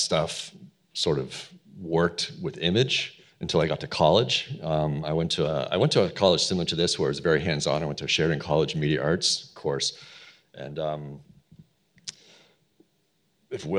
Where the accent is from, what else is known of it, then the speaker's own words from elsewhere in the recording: Toronto, Ontario, Canada; I'm from Toronto, Canada, originally.